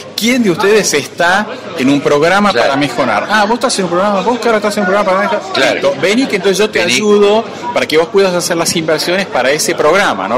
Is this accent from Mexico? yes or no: no; Argentina